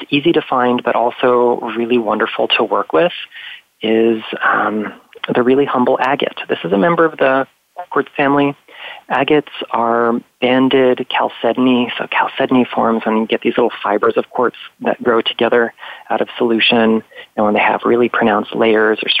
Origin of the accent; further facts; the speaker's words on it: Florida, United States; here in Florida. My home state